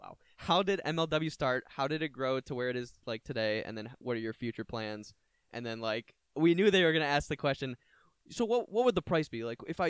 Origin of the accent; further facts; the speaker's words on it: Brighton, Michigan, United States; A lot of kids from my hometown, Brighton